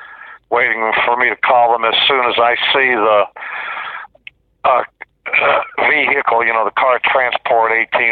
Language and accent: English; Metairie, Louisiana, United States; moved away; I grew up in Metairie in the 60s.